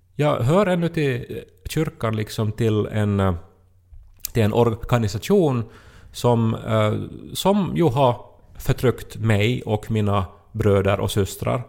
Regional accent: Esse, Ostrobothnia, Finland; Esse kyrka är ju en symbol för Esse och liksom helt klart förstås det vackraste som vi har i, i det här min hemby

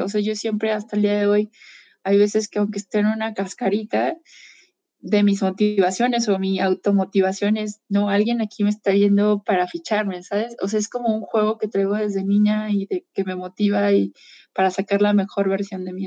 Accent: Mexico; soy mexicana

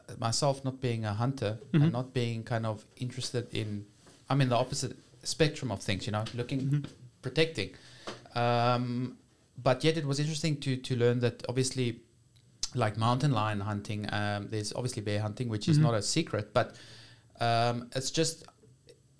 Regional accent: South Africa; as a South African, as an African

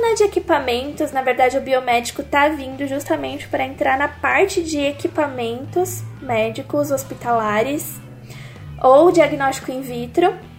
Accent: São Paulo, Brazil; eu sou de São Paulo

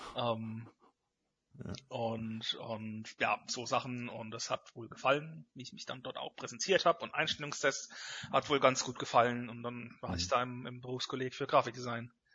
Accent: Rhineland-Palatinate, Germany; bei mir daheim in der Pfalz

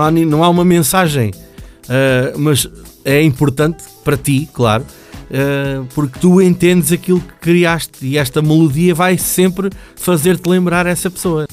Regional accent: Canada; moved away; na minha terra, no Canadá

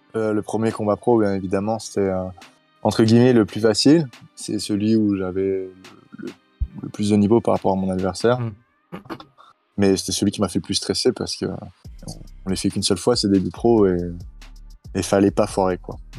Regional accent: Nice, Provence-Alpes-Côte d'Azur, France; je suis né à Nice, euh, j'ai grandi à Nice et euh, je vis à Nice.

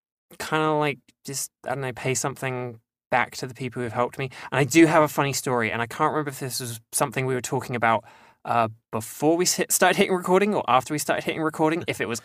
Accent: England, United Kingdom; I'm English, but I've got a French name.

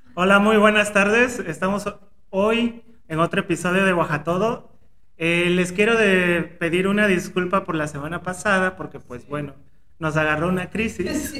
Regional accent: Oaxaca, Mexico; como oaxaqueño

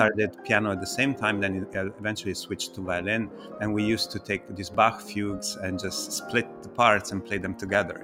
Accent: Italy; I grew up in Italy

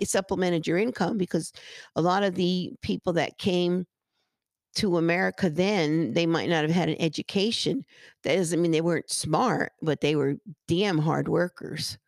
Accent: Paterson, New Jersey, United States; I grew up in Patterson

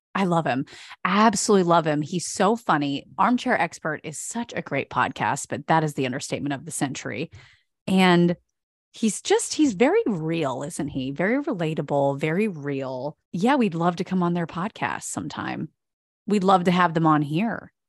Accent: East Coast, United States; moved away; I'm from the East Coast

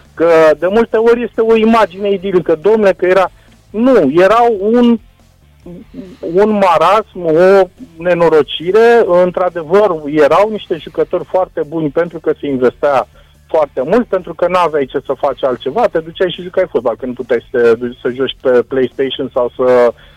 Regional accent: Romania

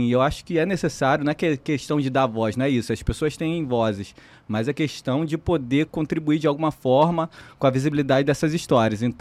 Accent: Rio de Janeiro, Brazil; Eu sou da favela Parque Maré, que é uma das primeiras favelas que surgiu no, no, conjunto de favelas da Maré, né?

